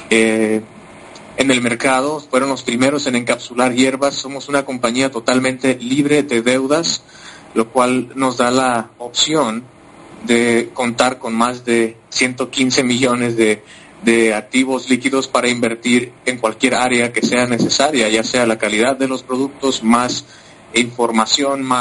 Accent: Mexico; first language Spanish; now in United States; ahora es que tengo la oportunidad también de, hablar en, mi idioma materno. de yo soy originario de México, eh, tengo ya más de 12 años viviendo en los Estados Unidos, así que mi, español es una mezcla de muchos y, de muchos acentos

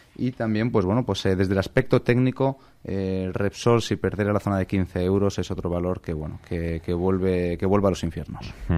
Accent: Zaragoza, Aragon, Spain; moved away; me voy a mi tierra el día 31 a pasar las Navidades

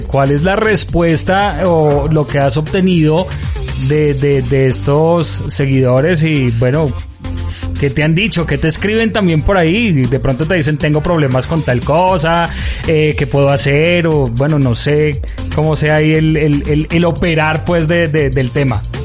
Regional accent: Colombia; uno como colombiano

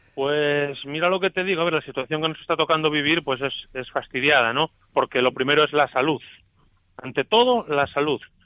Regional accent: Asturias, Spain; somos los asturianos

